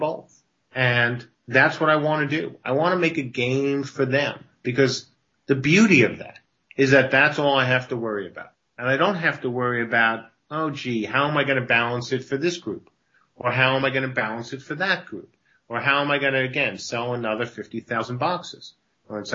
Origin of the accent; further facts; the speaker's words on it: New York, United States; I grew up in New York